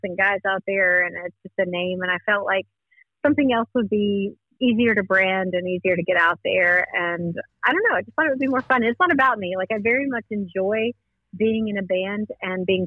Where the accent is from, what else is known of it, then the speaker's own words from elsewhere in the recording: North Carolina, United States; accent: Southern; moved away as an adult; now in South Carolina, United States; I am from North Carolina, and I have lived in South Carolina now for a few years.